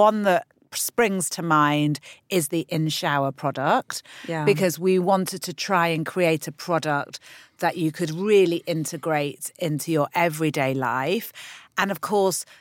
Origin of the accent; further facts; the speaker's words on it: London, United Kingdom; we're from London